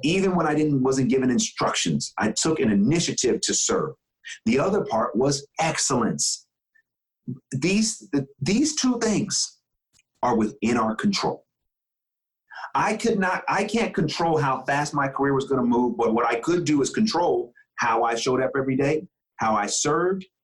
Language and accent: English; Bay Area, California, United States; moved away; I come from the Bay Area